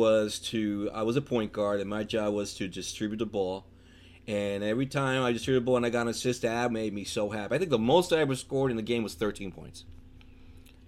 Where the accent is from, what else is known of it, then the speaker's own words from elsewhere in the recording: New York, United States; Growing up in New York